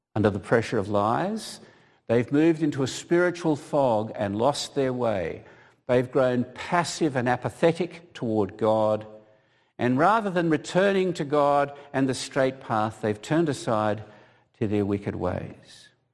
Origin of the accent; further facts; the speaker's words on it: Australia; moved away; being an Australian